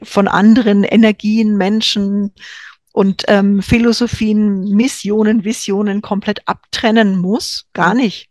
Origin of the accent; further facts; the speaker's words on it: Franconia, Bavaria, Germany; In Franken, wo ich herkomme, sagt man den Radio